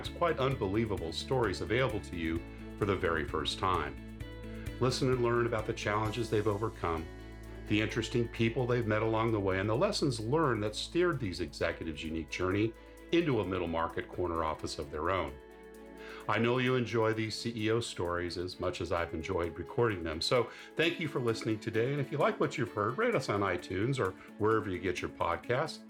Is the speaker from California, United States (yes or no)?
yes; Southern California, United States; moved away; also born or lived in Oregon; I went to school in Oregon after growing up in Southern California.